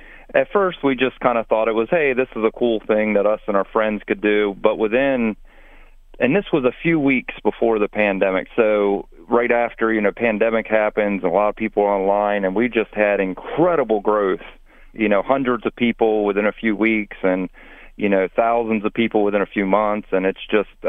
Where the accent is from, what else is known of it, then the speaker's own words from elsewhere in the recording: Maryland, United States; I grew up in Maryland